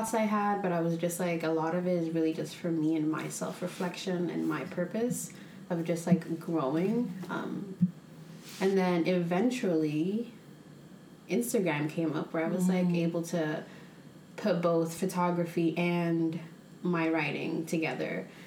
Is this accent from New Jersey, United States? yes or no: no; New York, United States; I grew up in New York and I was at the Dominican salon most weekends